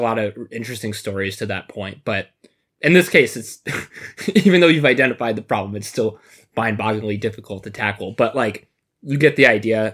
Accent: Michigan, United States; now in Chicago, United States; I grew up in Michigan and now living in Chicago

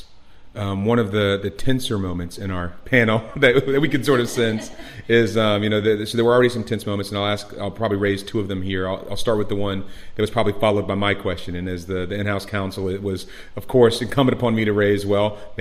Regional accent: United States; moved away as an adult; now in Europe; as an American that sits in Europe

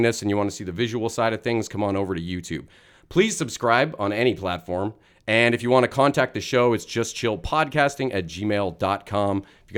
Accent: Canada; I would consider you a big star, but maybe that's because I'm a Canadian.

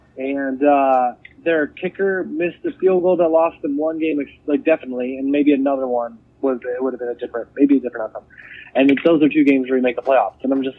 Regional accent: Cleveland, Ohio, United States; born there; also born or lived in Buffalo; now in Chicago, United States; So I was born in Cleveland, but then we lived in Buffalo, New York for a little while.

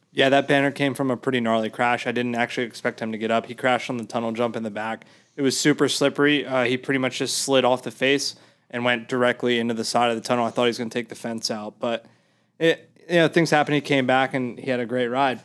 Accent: Mid-Atlantic, United States; I'm from the Mid-Atlantic

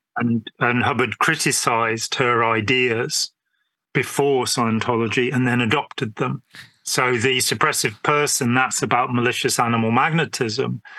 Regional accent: England, United Kingdom; being English

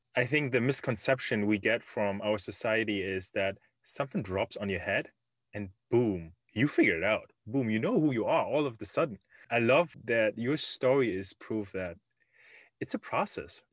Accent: Germany; English is a second language; moved away as an adult; now in Silicon Valley, United States; I was born and raised in Germany

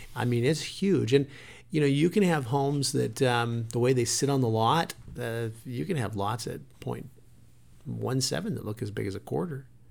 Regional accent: Montana, United States; moved away; we came from Montana. We were raised on forty-five acres.

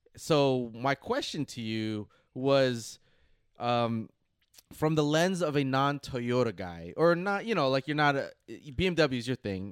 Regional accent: United States; as an American

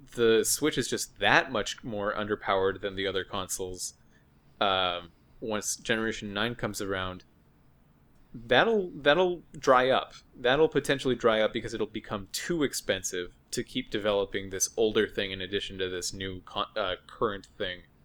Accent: United States; as an American

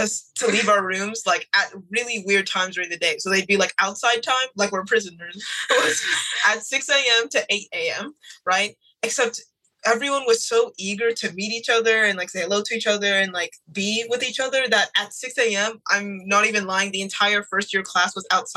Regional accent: Houston, Texas, United States; We're both from Houston, Texas

